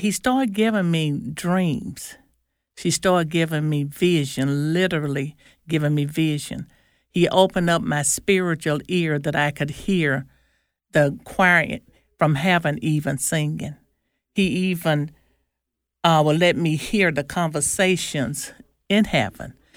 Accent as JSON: {"language": "English", "town": "Nettleton", "region": "Mississippi", "country": "United States", "said": "I'm from Nellaton, Mississippi"}